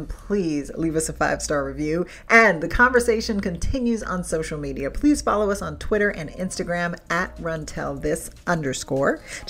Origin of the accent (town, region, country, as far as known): United States